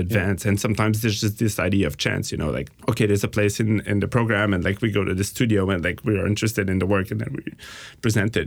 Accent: Montreal, Quebec, Canada; we're from Montreal

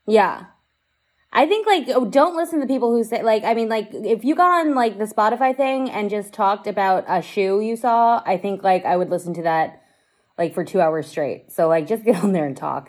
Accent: Las Vegas, Nevada, United States; I'm from Vegas

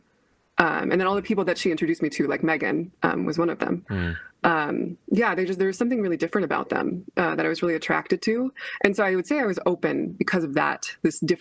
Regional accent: United States; you are formed like as an American

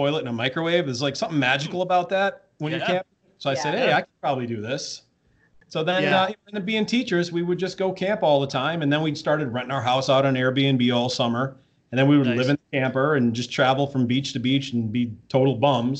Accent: Ogdensburg, New York, United States; now in Long Island, United States; I grew up in Ogdensburg, New York, which is all the way up on the Canadian border. Literally, you can see Canada from the third floor of the house that we bought.

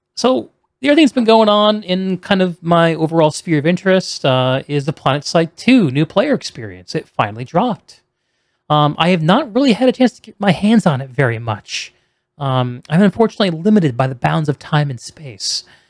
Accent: New England, United States; moved away; also born or lived in South Carolina; I grew up on the East Coast in Yankees land

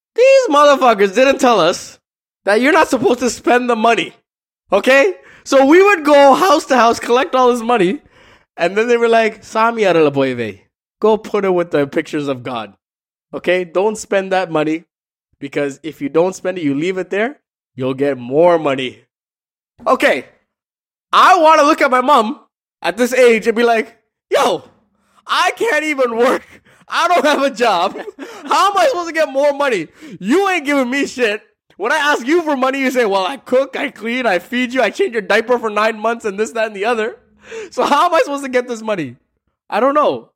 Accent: Canada; growing up in Canada.

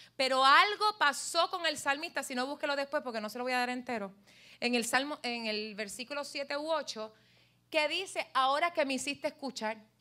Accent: Puerto Rico; como somos todos puertorriqueños aquí

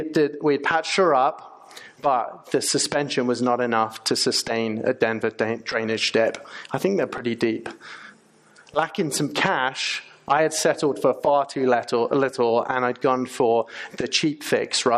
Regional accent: England, United Kingdom; moved away as an adult; now in United States; As you might be able to tell from my accent, I'm from England, not Australia

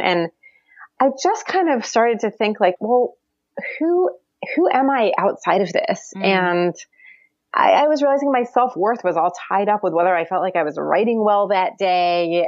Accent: Baltimore, Maryland, United States; moved away; also born or lived in Jerusalem; I'm not from the American South, but like I, I did grow up in, in a suburb of Baltimore.

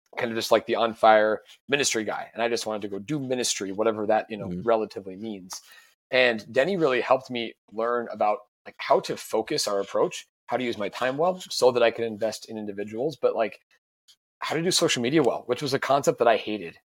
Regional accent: Sioux Falls, South Dakota, United States; also born or lived in St. Louis; I'm from Sioux Falls

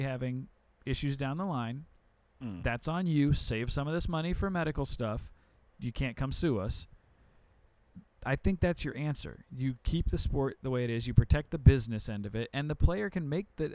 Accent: Chicago, Illinois, United States; I'm from Chicago.

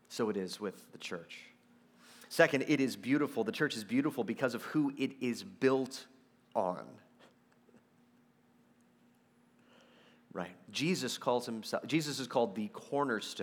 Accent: Texas, United States; I'm from Texas

